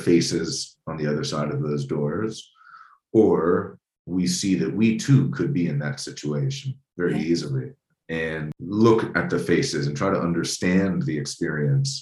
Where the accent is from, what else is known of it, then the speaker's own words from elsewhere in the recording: United States; as an American